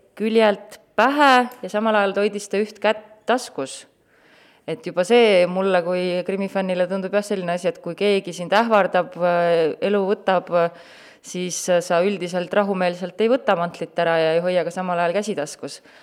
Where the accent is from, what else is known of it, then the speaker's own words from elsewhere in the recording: Tartu, Tartu County, Estonia; mina olen ka Tartust pärit